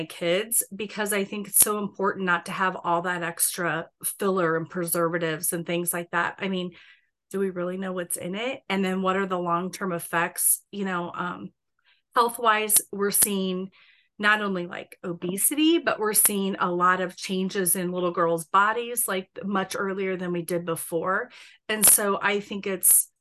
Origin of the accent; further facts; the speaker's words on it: Bennington, Nebraska, United States; I live like west of Bennington, and when I grew up in Bennington, it was a small